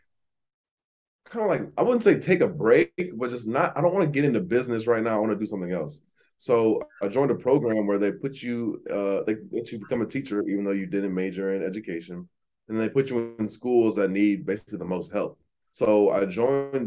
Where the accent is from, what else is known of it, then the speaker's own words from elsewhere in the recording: Aurora, Illinois, United States; moved away as an adult; also born or lived in Pittsburgh / Atlanta; now in Miami, United States; I grew up in Aurora, Illinois, which is the second biggest city outside Chicago